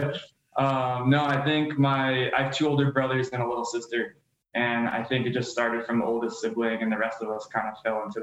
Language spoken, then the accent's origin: English; Philadelphia, Pennsylvania, United States; I grew up in Philly. I was a city slicker through and through growing up